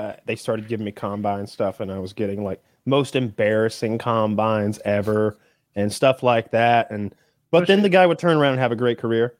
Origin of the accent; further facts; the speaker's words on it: Georgia, United States; Growing up in the South, everyone's religious. I think people maybe who aren't from here would be shocked when they saw the churches.